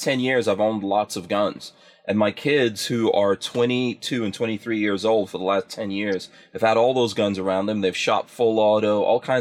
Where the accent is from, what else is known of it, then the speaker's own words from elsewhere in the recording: New York City, New York, United States; I grew up in New York City in the crack 80s